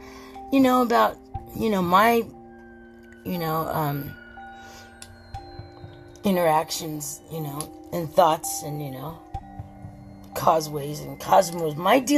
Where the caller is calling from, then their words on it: Southern California, United States; Did I tell you I'm calling from California? Southern California.